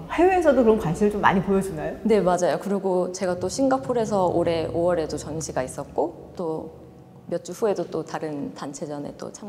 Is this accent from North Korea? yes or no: no; United States; born there; also born or lived in Seoul; 아무래도 미국에서 태어나고 해외 생활을 오래 하다 보니까 저의 집은 어딘가 계속 생각을 했던 것 같아요. 그래서 요번 고민을 해보니까 아 서울이 아무래도 나의 뿌리다